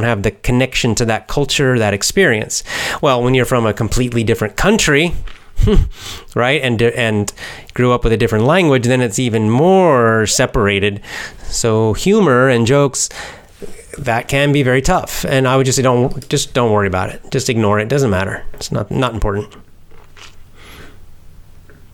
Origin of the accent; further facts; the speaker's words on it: Atlanta area, Georgia, United States; moved away; also born or lived in Athens, Georgia; I went to high school in the Atlanta area, not Atlanta, but the suburbs.